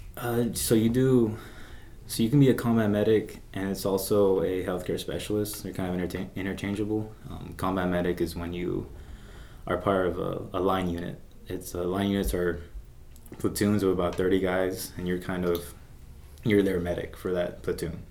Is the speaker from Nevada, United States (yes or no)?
yes; Las Vegas, Nevada, United States; I'm from Vegas, so it's already a mixing pot